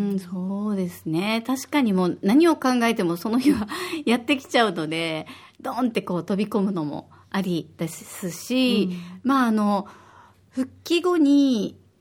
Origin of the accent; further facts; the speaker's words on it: Osaka, Japan; now in Okinawa, Japan; 私は大阪出身で